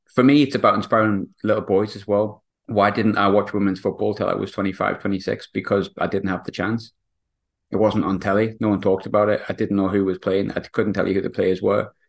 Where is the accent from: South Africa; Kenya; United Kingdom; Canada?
United Kingdom; England; now in Scotland, United Kingdom; I'm English